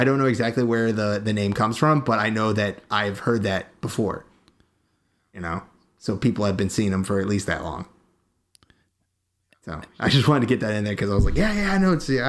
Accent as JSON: {"language": "English", "region": "South Carolina", "country": "United States", "said": "I'm from South Carolina, and down here the old timers call them the Booger."}